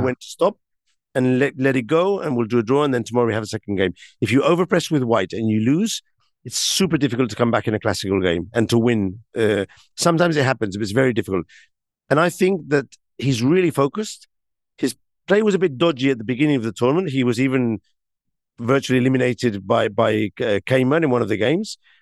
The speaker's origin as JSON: {"language": "English", "town": "Barcelona", "region": "Catalonia", "country": "Spain", "said": "I come from Barcelona, which is an also am, am, amazing city."}